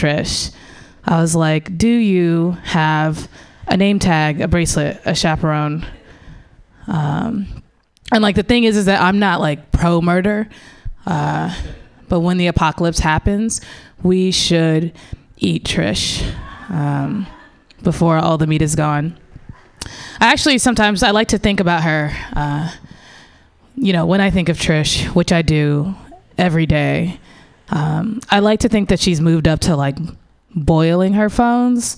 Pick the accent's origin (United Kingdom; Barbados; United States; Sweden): United States; St. Louis, Missouri; now in San Francisco Bay Area, United States; I grew up in St. Louis, Missouri